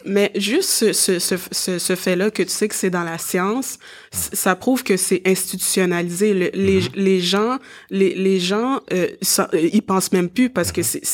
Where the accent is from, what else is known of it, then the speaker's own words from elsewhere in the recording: Montreal, Quebec, Canada; je suis née ici à, à Montréal